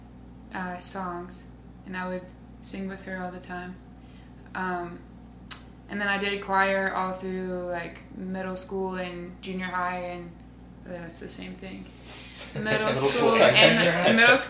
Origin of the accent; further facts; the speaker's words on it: Birmingham, Alabama, United States; I'm born and raised in Birmingham, Alabama